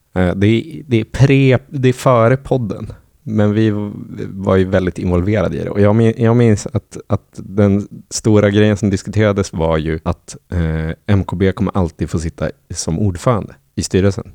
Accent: Norrland, Sweden; moved away; jag som är från Norrland

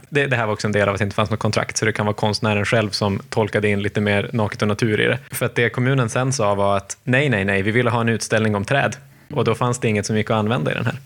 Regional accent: Malmö, Skåne, Sweden; När jag växte upp i Oxie på 70-talet

